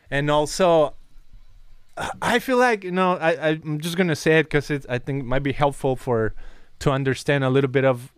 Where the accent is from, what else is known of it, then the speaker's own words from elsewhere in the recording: Mexico; now in United States; Versus me, I was born in Mexico, and it was easier to say, oh, I'm Mexican, that's it.